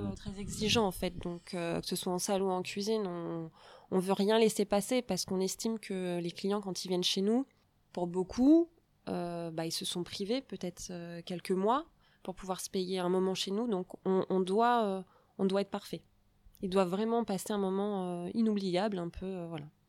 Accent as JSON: {"language": "French", "area": "Charente", "region": "Nouvelle-Aquitaine", "country": "France", "said": "Il fallait qu'on revienne euh, chez nous en Charente"}